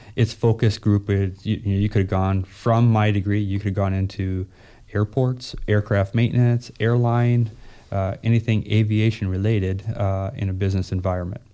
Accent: Minnesota, United States; moved away; also born or lived in North Carolina / Fargo, North Dakota; I'm from Minnesota.

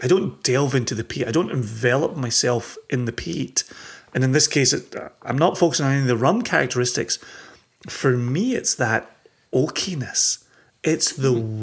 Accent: Scotland, United Kingdom; we're growing up in Scotland

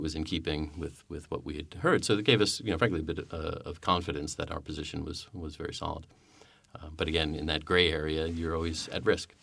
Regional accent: United States; as an American

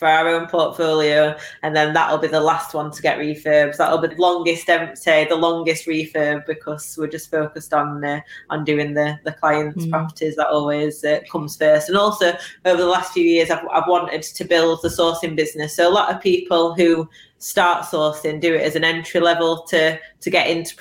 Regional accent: Sheffield, Yorkshire and the Humber, United Kingdom; now in Rotherham, United Kingdom; I'm from Sheffield. I live in Rotherham and I source in Barnsley.

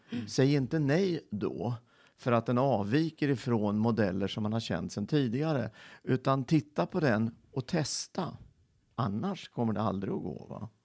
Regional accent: Filipstad, Värmland, Sweden; moved away; also born or lived in Örebro / Kisa / Linköping; jag föddes i Filipstad

